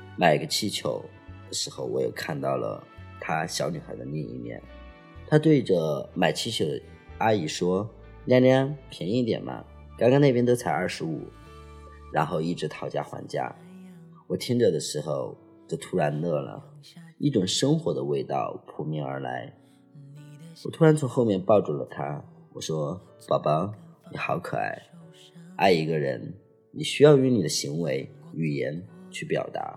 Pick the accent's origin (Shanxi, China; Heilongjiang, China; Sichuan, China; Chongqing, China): Chongqing, China; moved away; 作为一个重庆人，且从来没有去过重庆主城区